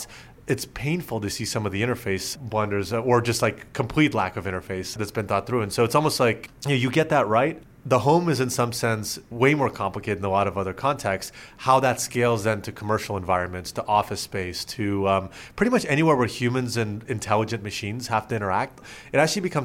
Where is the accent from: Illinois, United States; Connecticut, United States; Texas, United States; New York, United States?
Texas, United States; Dallas; also born or lived in Moscow, Russia; ended up through my dad's work settling in the Dallas area in Texas.